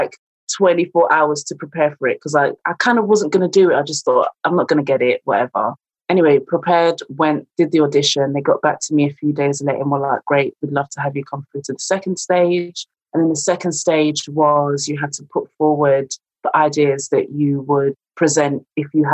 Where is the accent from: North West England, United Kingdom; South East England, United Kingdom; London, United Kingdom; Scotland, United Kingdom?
London, United Kingdom; moved away as an adult; now in Leicester, United Kingdom; I'm originally from London, came to Leicester to study drama